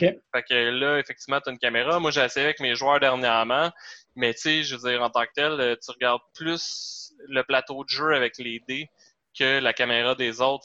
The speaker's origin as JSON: {"language": "French", "town": "Varennes", "region": "Quebec", "country": "Canada", "said": "quand on vient de Varennes"}